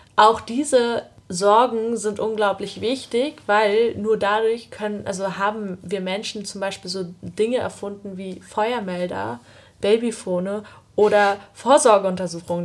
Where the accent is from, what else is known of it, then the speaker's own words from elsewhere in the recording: Usedom, Mecklenburg-Vorpommern, Germany; also born or lived in Greifswald; ich bin halt auf Usedom aufgewachsen